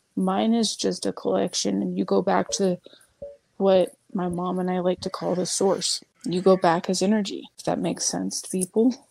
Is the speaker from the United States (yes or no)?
yes; United States; I'm American, so I don't know Dutch